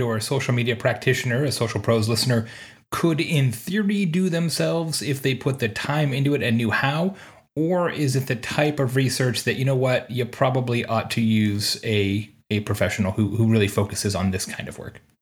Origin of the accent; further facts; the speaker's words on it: Bloomington, Indiana, United States; I am in Unionville, Indiana today, just outside my hometown of, uh, of Bloomington